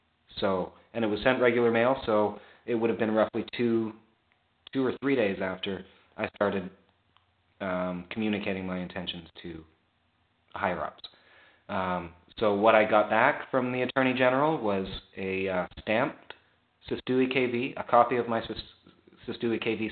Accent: Canada; I grew up, you know, French, like not French Canadian, but like as a Canadian, it's mandatory in our schools

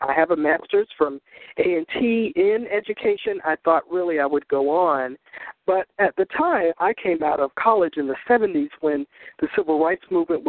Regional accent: Smithfield, North Carolina, United States; also born or lived in Chicago, Illinois; now in New York City, United States; I grew up in Smithfield, North Carolina, quite a long time ago

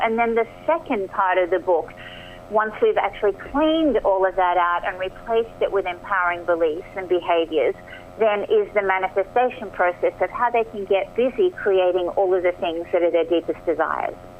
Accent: Australia; accent: Aussie; moved away as an adult; also born or lived in Marina del Rey, Los Angeles, United States; now in Los Angeles, United States; I am, as you can probably hear from my accent, Aussie born and bred

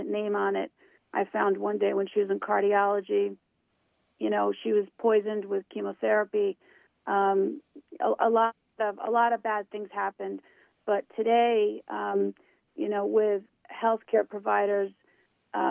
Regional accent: New York, United States; I am from New York State. I was born about a half hour north of the city.

